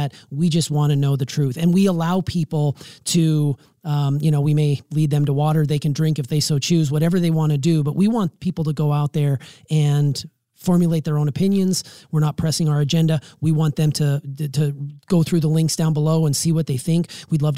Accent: United States; as an American.

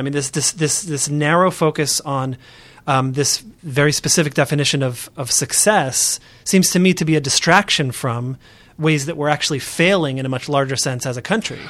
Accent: Oakland, California, United States; I'm from Oakland, California

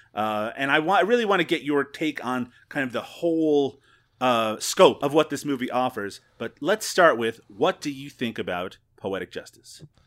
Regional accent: Newfoundland and Labrador, Canada; where I grew up in Newfoundland

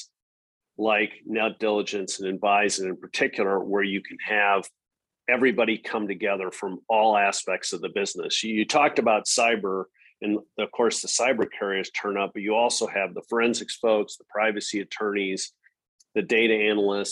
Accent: Madison, Wisconsin, United States; moved away as an adult; also born or lived in North Carolina; now in Austin, United States; I'm a cheesehead. So I was born and raised in Madison, Wisconsin.

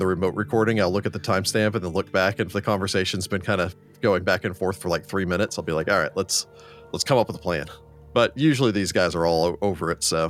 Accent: Brooksville, Florida, United States; Maybe that's because I'm from Hickville, aka Brooksville, Florida, just north of Tampa.

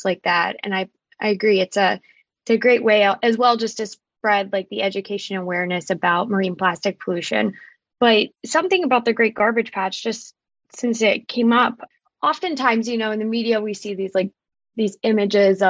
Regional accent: Pittsburgh, Pennsylvania, United States; I'm from Pittsburgh, Pennsylvania, so a landlocked area.

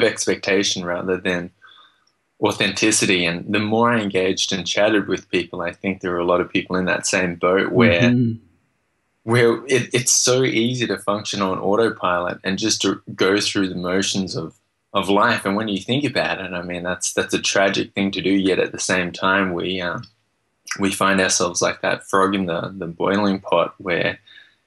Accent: Australia; moved away as an adult; also born or lived in Vietnam / Texas; I was born in Vietnam, grew up in Australia.

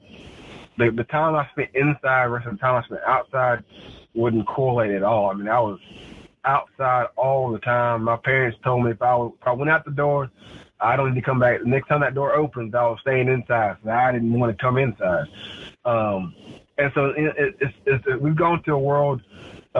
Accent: Clemson, South Carolina, United States; we come from Clemson

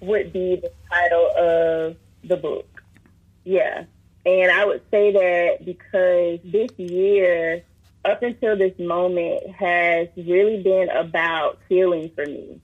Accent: Columbia, South Carolina, United States; I grew up in Rosewood in Columbia, South Carolina

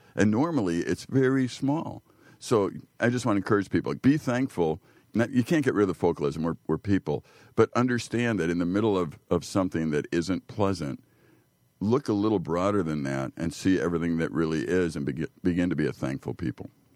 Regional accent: Chicago, Illinois, United States; I grew up poor in Chicago

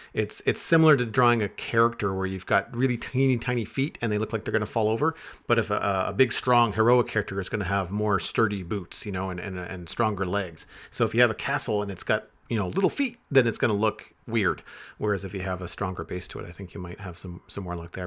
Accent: Canada; me being Canadian

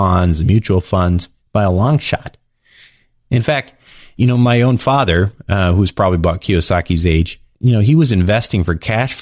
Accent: Minnesota, United States; I used to be a hockey player when I was growing up in Minnesota

